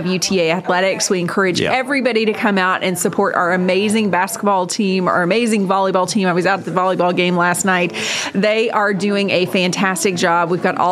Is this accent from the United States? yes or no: yes; Arlington, Texas, United States; also born or lived in Denton, Texas; it's really fun to be able to return to my hometown.